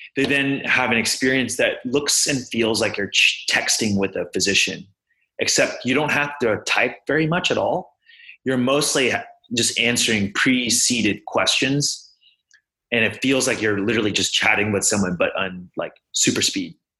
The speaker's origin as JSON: {"language": "English", "town": "Houston", "region": "Texas", "country": "United States", "tie": "born or raised there", "moved": "as an adult", "lives_now": "Boston, United States", "said": "I'm originally from Houston"}